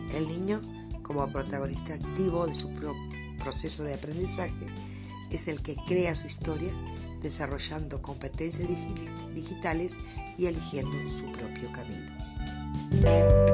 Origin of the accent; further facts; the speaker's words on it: Artigas, Uruguay; soy del departamento de Artigas